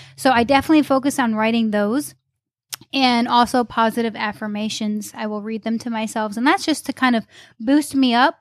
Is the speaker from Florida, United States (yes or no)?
no; upstate New York, United States; moved away as an adult; also born or lived in Charlotte, North Carolina; now in Greenville, United States; originally from upstate New York. moved to Charlotte and now living in Greenville